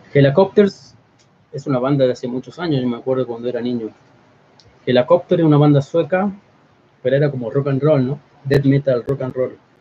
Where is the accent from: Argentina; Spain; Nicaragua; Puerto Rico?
Argentina; Córdoba; moved away as an adult; now in Mexico; Córdoba, la ciudad, mi ciudad natal